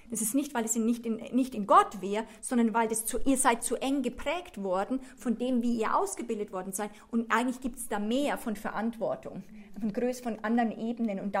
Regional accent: Switzerland; ich bin Anglerin, ich bin Schweizerin, ich bin Europäerin.

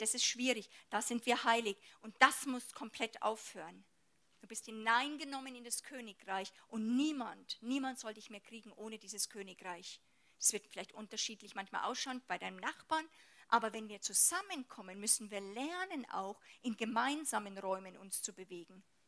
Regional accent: Germany; bei uns in Deutschland

